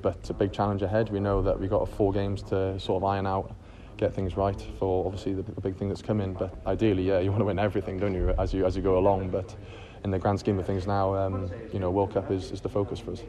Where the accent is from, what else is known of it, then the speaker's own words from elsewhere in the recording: Wales, United Kingdom; As a kid growing up in Wales